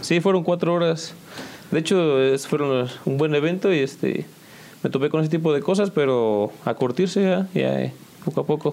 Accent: San Juan del Río, Querétaro, Mexico; de aquí de San Juan del Río, originalmente, nacido, ya sabes, en el IMSS

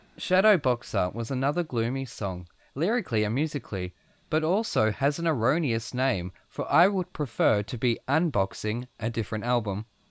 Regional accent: Australia; I'm from Australia

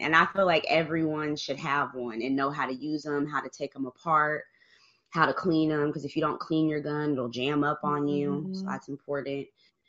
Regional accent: Germany; born there; I was born in Germany, and in Germany they not even the cops, like the Polizei, don't even carry guns.

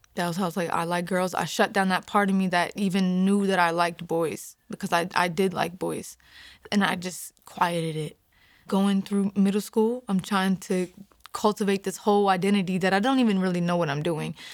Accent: Hagerstown, Maryland, United States; I'm from Hagerstown, Maryland

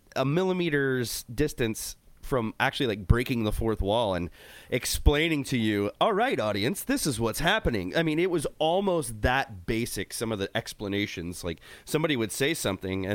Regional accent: United States; I'm American

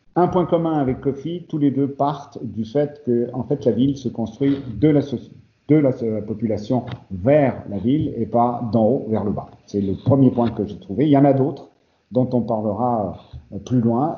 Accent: Spain; moved away; l'Espagne, parce que c'est mon pays d'origine aussi

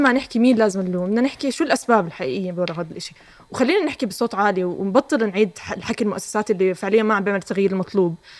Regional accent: Jordan; احنا لسه عندنا بالاردن

